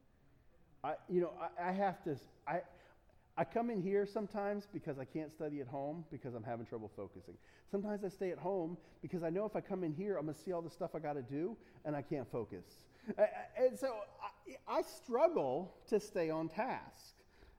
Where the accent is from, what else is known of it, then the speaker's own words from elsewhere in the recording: United States; I'm an American